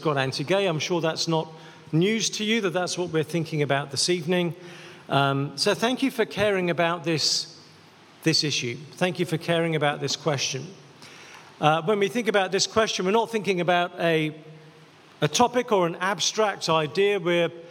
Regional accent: England, United Kingdom; I'm English

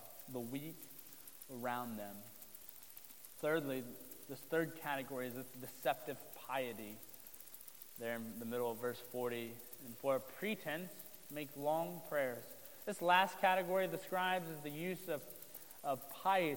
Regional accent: Southern Ohio, United States; moved away as an adult; now in Marysville, United States; I grew up in Southern Ohio, which is definitely considered part of the Bible Belt

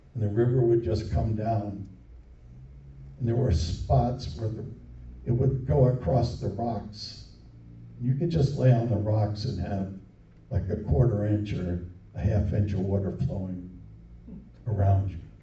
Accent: New Jersey, United States; moved away; also born or lived in upstate New York; the little town I grew up in in New Jersey

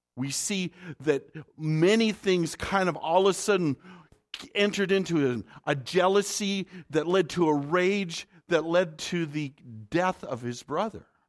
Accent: North Dakota, United States; I'm from the north. I'm, I'm from North Dakota

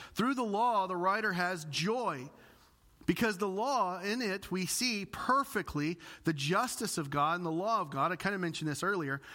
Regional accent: Illinois, United States; moved away; I'm from the Bible Belt. Literally every family in my area of Illinois has at least one pastor in the family

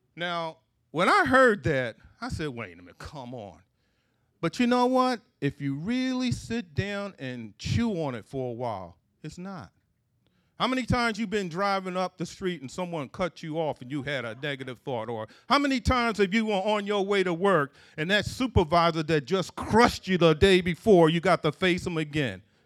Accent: Philadelphia, Pennsylvania, United States; Growing up in Philadelphia, in, in, in, in my parents' house

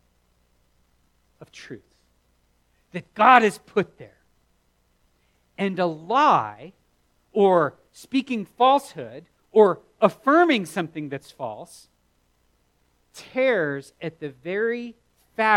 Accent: the South, United States; growing up in the South

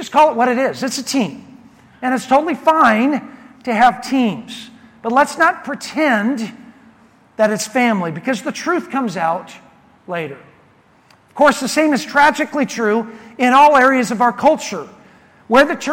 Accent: Prineville, Oregon, United States; my hometown of Prineville, Oregon

